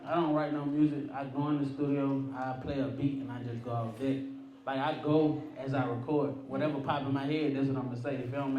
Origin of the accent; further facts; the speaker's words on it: East Point, Georgia, United States; Yeah, I'm from the South Side.